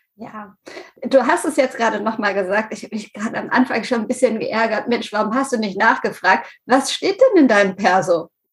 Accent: Lüdenscheid, North Rhine-Westphalia, Germany; ich komme nämlich aus Lüdenscheid

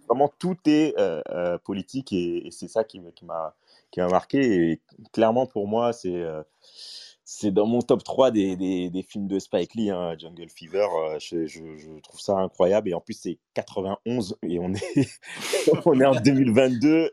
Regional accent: Paris, Île-de-France, France; moi, j'ai grandi à Stalingrad dans le 19e

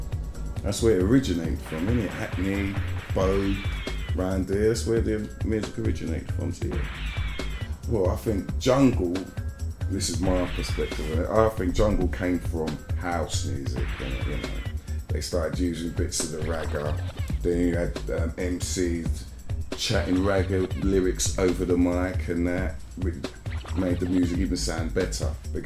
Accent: Jamaica; Don't get me wrong, man, I'm still a Jamaican, but boy.

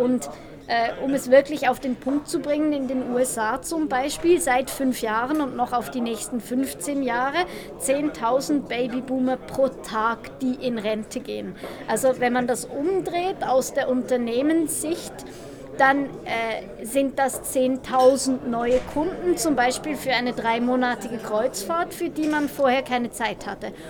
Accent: Switzerland; ich bin Schweizerin

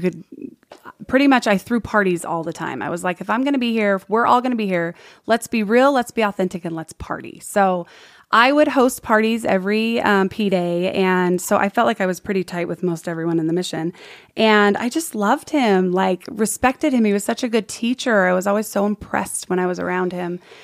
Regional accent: San Diego, California, United States; moved away as an adult; also born or lived in Palm Springs, California / Sugar House, Salt Lake City, Utah; now in Utah, United States; born Palm Springs, born in Palm Springs, raised in San Diego, the foothills of San Diego, so Ramona area

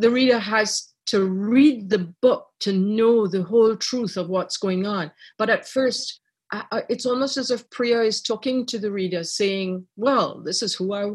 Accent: Trinidad & Tobago; also born or lived in Ireland; now in Canada; I was born in Ireland. I grew up in Trinidad.

